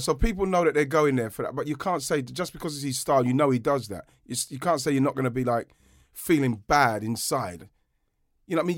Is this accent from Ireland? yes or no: no; London, United Kingdom; We grew up in Brockley, Southeast London